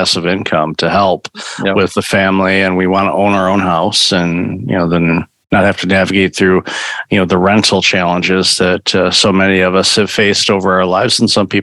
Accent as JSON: {"language": "English", "town": "Waterford", "region": "Michigan", "country": "United States", "tie": "born or raised there", "said": "I grew up in Waterford, Michigan."}